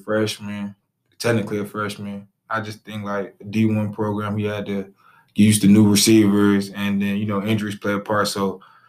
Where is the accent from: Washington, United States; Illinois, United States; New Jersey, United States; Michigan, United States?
Illinois, United States; Peoria; moved away; I'm from Peoria, Illinois